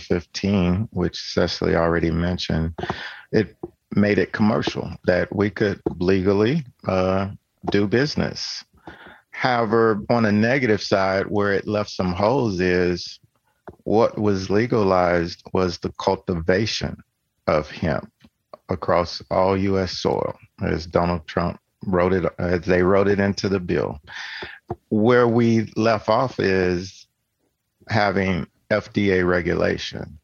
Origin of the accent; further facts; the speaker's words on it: Tennessee, United States; I'm from Tennessee